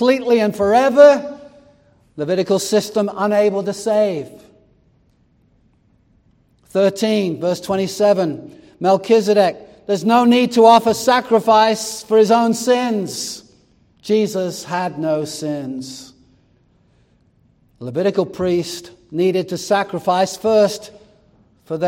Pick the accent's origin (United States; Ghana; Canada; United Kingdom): United Kingdom; England; moved away; I grew up in England